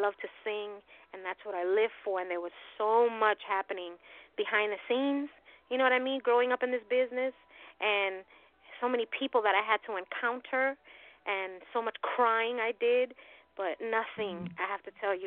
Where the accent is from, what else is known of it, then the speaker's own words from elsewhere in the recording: New York City, New York, United States; I'm from Hell's Kitchen, Midtown Manhattan, born and raised.